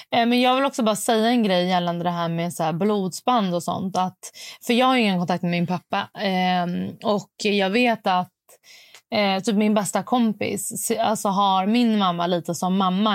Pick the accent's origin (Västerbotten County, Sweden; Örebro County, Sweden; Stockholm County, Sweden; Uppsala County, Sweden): Stockholm County, Sweden; Stockholm; jag är från Stockholm